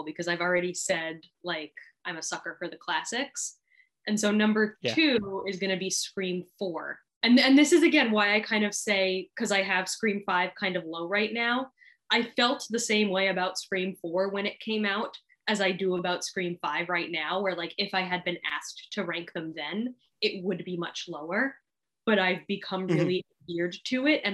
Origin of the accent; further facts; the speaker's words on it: Long Island, New York, United States; now in Sarasota, United States; I grew up on Long Island